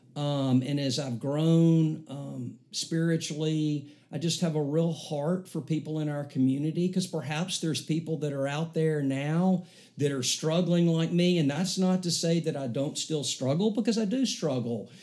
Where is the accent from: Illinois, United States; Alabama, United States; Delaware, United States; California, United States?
Alabama, United States; Mountain Brook; I grew up here in Mountain Brook in our community, um, lived here my whole life outside of going to Alabama in college.